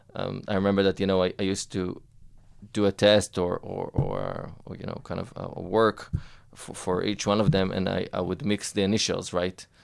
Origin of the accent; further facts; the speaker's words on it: Israel; I grew up actually not far from here, in Atzeria, uh, by the beach